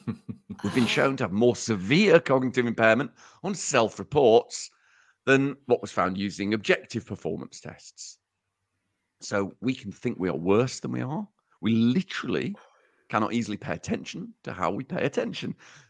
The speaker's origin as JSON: {"language": "English", "town": "Uttoxeter", "region": "West Midlands", "country": "United Kingdom", "accent": "Uttoxeter", "said": "in direct opposition to what I've just said in my in my stupid Uttoxeter accent"}